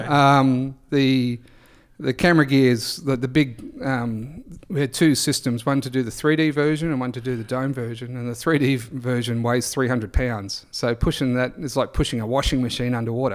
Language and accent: English; Great Barrier Reef, Queensland, Australia; I grew up on the Great Barrier Reef